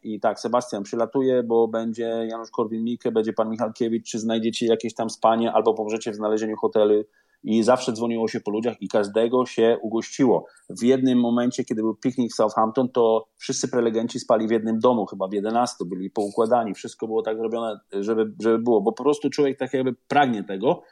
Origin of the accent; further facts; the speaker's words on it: Szczecin, West Pomeranian Voivodeship, Poland; moved away as an adult; now in United Kingdom; ja jestem ze Szczecina